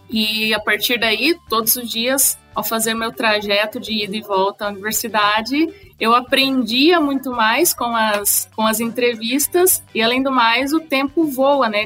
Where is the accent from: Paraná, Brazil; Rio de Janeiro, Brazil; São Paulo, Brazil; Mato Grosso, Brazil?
Mato Grosso, Brazil; Sinop; moved away as an adult; now in Caçador, Brazil; eu sou aí de, da região, sou de Sinop, sou do Mato Grosso, tenho a minha raiz aí.